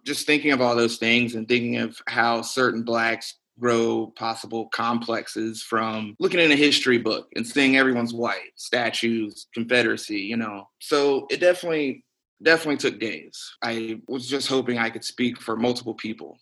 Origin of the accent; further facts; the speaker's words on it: Birmingham, Alabama, United States; moved away as an adult; now in Austin, United States; growing up in Birmingham, Alabama